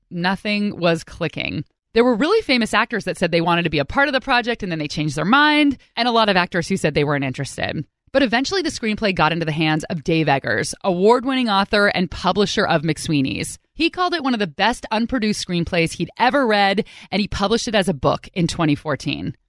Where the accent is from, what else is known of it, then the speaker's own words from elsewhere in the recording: California, United States; now in Washington, United States; I'm from California